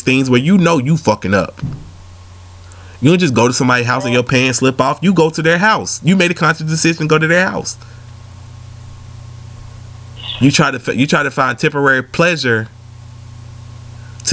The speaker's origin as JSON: {"language": "English", "town": "Atlanta", "region": "Georgia", "country": "United States", "said": "I'm from Atlanta"}